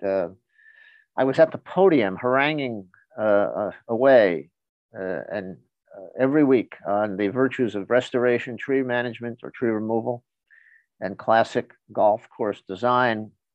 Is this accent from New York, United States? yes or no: yes; New York City, New York, United States; now in Connecticut, United States; I grew up in New York City, uh, the edge of the city.